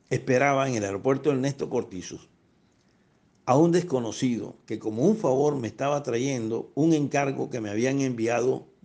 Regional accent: Barranquilla, Atlántico, Colombia; soy más barranquillero que el carajo.

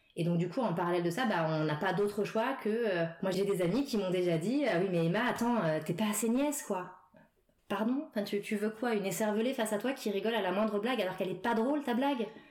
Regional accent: Paris suburbs, Île-de-France, France; now in Paris, France; j'ai grandi en banlieue parisienne.

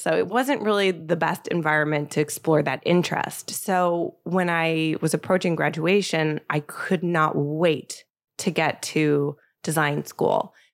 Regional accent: Bay Area, California, United States; moved away as an adult; also born or lived in Paris, France / New York, United States; now in Los Angeles, United States; I grew up in the Bay Area

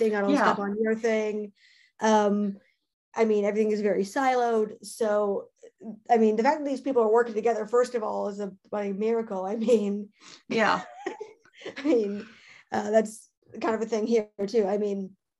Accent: Canada; I'm Canadian

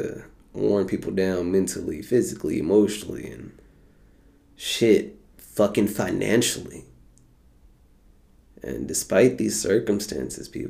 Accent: United States; We are in America. We are from America.

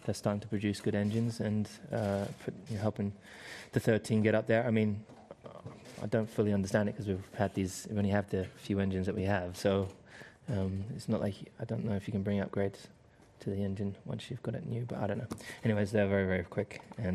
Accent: United Kingdom; It doesn't mean I'm not British.

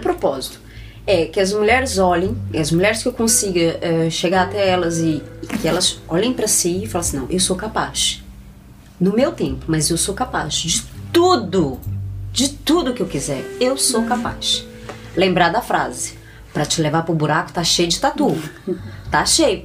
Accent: Minas Gerais, Brazil; moved away; nós somos de Minas Gerais

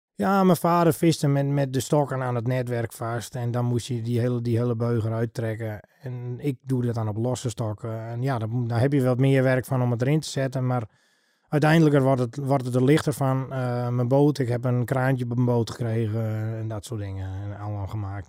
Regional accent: Heeg, Friesland, Netherlands; ik ben geboren en getogen in Heeg

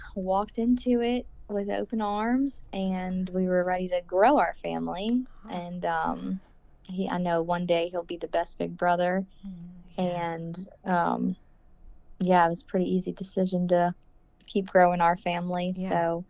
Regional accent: Metairie, Louisiana, United States; accent: drawl; I grew up in New Orleans, actually. Metairie. It's outside of New Orleans, but just say New Orleans.

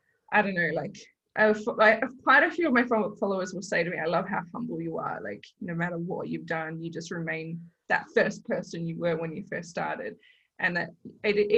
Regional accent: Kalgoorlie, Western Australia, Australia; now in Mandurah, Australia; growing up in Kalgoorlie

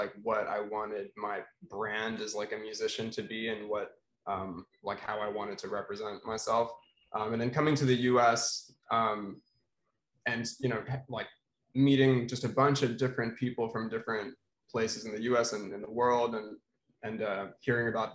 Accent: Philippines; moved away as an adult; now in Boston, United States; I'm also from the Philippines, or at least, grew up there.

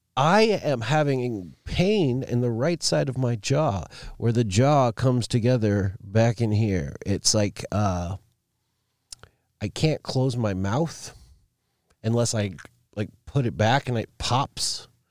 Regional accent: Alaska, United States; growing up in Alaska

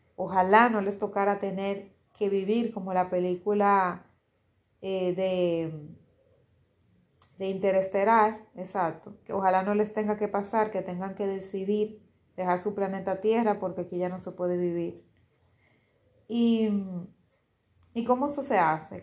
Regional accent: Dominican Republic; en mi país, en Dominicana

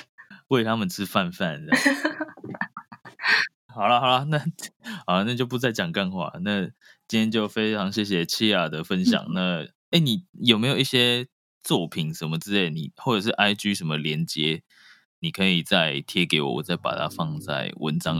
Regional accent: Taiwan; 至少别的国家我不知道，但是台湾有，因为我从从小在台湾念书嘛

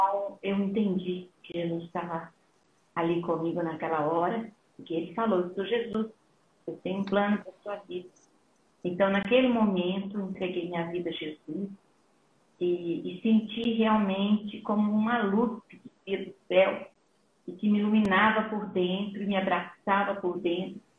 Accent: São Paulo, Brazil; moved away as an adult; also born or lived in Minas Gerais; now in Spain; sou mineira, fui criada em São Paulo, né? No interior de São Paulo e na, na, na capital também.

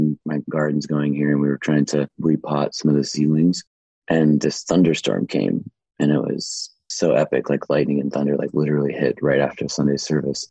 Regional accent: Portland, Oregon, United States; I was born and raised in Portland, Oregon

